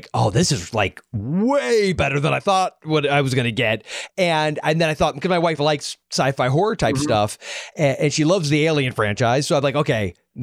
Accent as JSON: {"language": "English", "country": "United States", "tie": "born or raised there", "said": "when you're growing up in America in the 80s"}